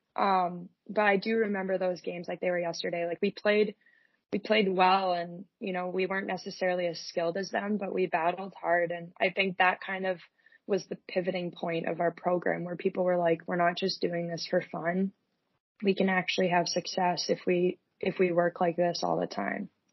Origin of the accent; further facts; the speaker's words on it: Whitby, Ontario, Canada; moved away as an adult; in my senior year, I switched to Whitby so that I could actually play for my hometown